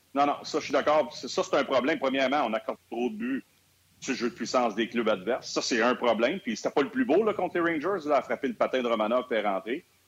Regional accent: Montreal, Quebec, Canada; je suis natif de Montréal

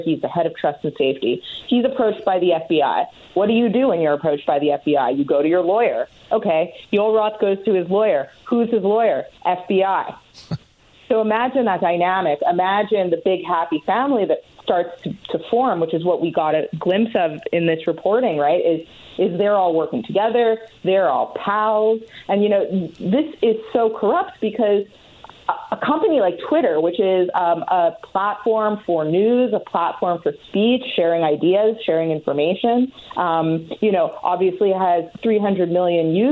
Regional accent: Canada; I'm Canadian

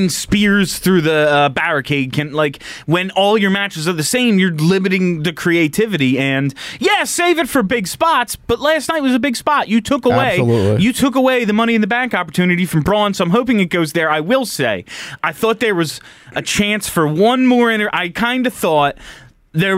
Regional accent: United States; I'm American

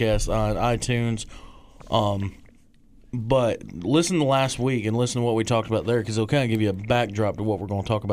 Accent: Michigan, United States; moved away; also born or lived in Union; I'm from Michigan.

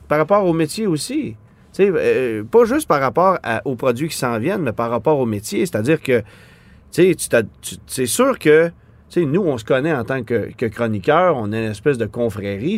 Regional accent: Quebec, Canada; chez nous au Québec

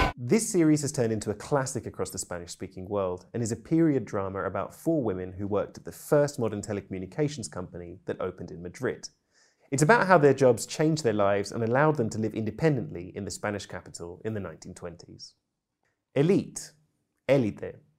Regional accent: United Kingdom; I'm British polyglot

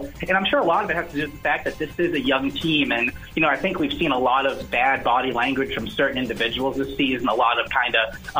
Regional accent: Dallas, Texas, United States; moved away; I'm from Dallas originally.

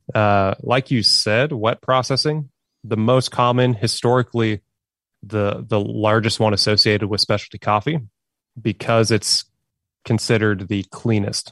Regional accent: Oklahoma, United States; now in Arkansas, United States; I grew up in Oklahoma, which is, you know, just right next door to Arkansas

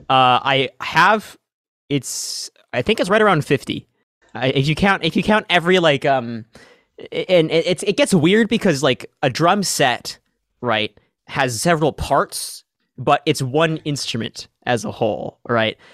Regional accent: Seattle, Washington, United States; I'm from Seattle, Washington

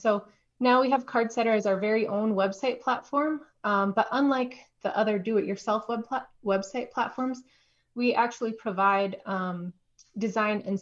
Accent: Baker, Montana, United States; now in Missoula, United States; I'm originally from Baker, Montana, which is a tiny little town in the southeast corner of the state

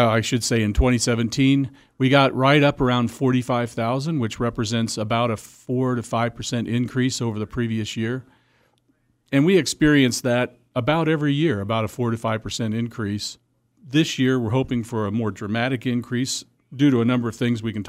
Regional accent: Illinois, United States; now in Wichita, United States; I'm from St. Louis area.

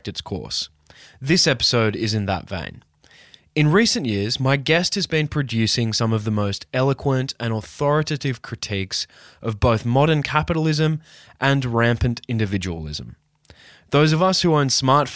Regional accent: Newcastle, New South Wales, Australia; I was born and raised in Newcastle, Australia

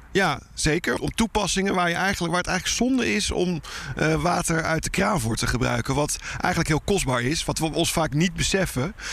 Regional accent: Rotterdam, South Holland, Netherlands; we als Nederlands in het algemeen en zeker als Rotterdammers gewend zijn dat water altijd om ons heen is

